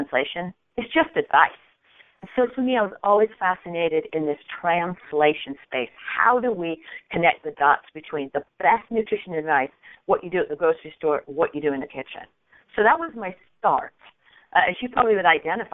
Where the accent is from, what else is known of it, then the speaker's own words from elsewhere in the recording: England, United Kingdom; moved away as an adult; also born or lived in upstate New York, United States; now in United States; So I grew up in Europe, and probably a few more words, people say, ooh, I think she's from England. Correct. I did grow up in Europe